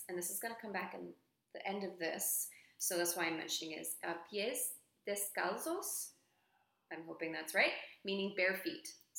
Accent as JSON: {"language": "English", "region": "Texas", "country": "United States", "said": "we are from Texas"}